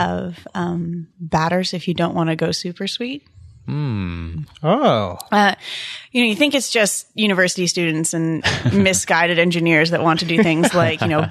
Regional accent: Montreal, Quebec, Canada; also born or lived in Markham, Ontario; now in Ottawa, Canada; I grew up in Montreal, but spent most of my teen years in the giant metropolis of Markham.

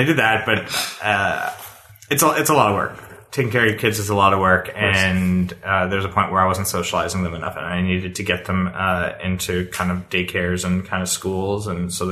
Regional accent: Toronto, Ontario, Canada; moved away as an adult; now in Ottawa, Canada; I'm from Toronto originally, and... I worked, I was a kid there

